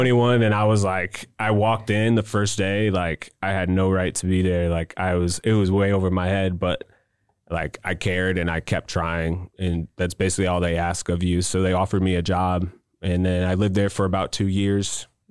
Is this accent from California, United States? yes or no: no; Wentzville, Missouri, United States; also born or lived in Cedar Rapids, Iowa; I moved here when I was four years old